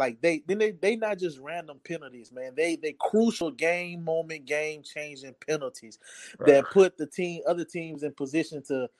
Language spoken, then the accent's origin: English; the South, United States; growing up in the South